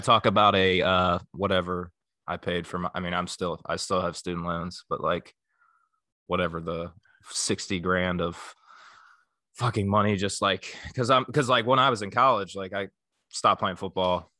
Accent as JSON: {"language": "English", "region": "northern Kentucky", "country": "United States", "said": "I'm from the Midwest. I'm from, like, northern Kentucky, like, close to Cincinnati"}